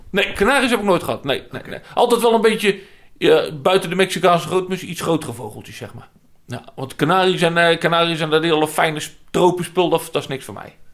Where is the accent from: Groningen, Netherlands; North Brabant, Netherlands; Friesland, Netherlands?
North Brabant, Netherlands; moved away; waar ik vandaan kom